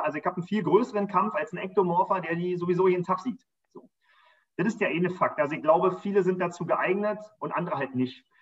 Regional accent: Berlin, Germany; Wir sind noch draußen am Rand von Berlin groß geworden

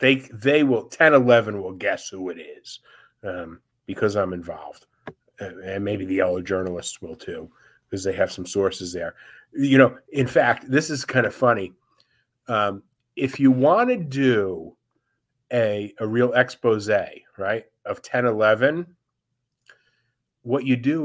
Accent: New York, United States; I know you may find this hard to believe, but I'm a New Yorker.

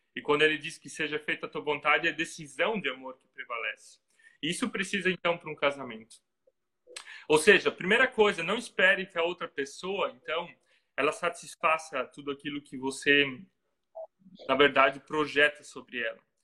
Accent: Santa Catarina, Brazil; moved away as an adult; now in Ilshofen, Germany; eu sou de Santa Catarina. Provavelmente vocês vão perceber rapidamente no sotaque que, que é um sotaque um pouco diferente.

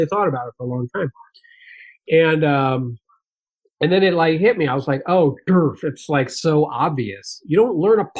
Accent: White Plains, New York, United States; moved away; I was from White Plains, New York

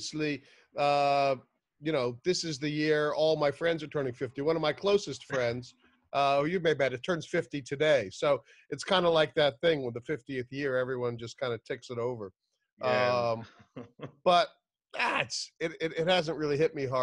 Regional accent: Madison, New Jersey, United States; moved away; I grew up in a place called Madison. So in Madison, where I grew up

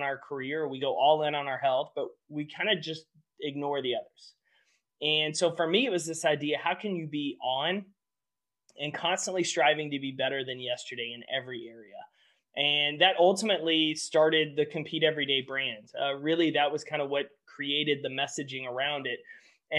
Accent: about 2 hours east of Dallas, Texas, United States; I grew up in Texas. I grew up about 2 hours east of Dallas

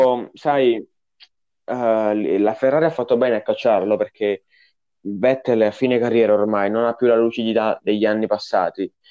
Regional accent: Naples, Campania, Italy; io so di Napoli

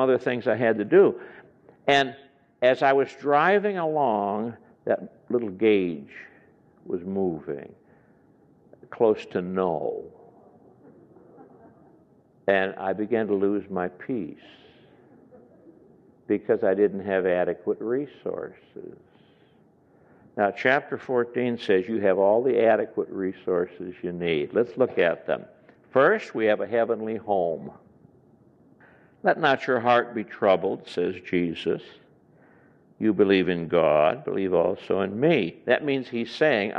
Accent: Chicago, Illinois, United States; I come from Chicago area

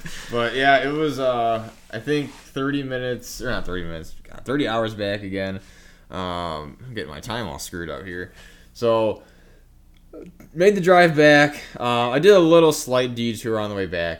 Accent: Indiana, United States; I'm from Indiana

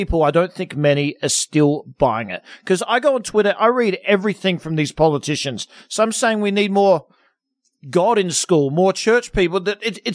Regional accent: Australia; moved away as an adult; now in United States; When I went back to Australia in November, and I'm more American now than I am Australian, I've lived here the last 18 years

